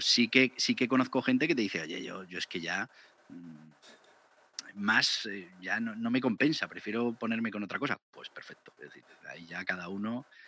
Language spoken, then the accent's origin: Spanish; Navarre, Spain; Yo soy de Navarra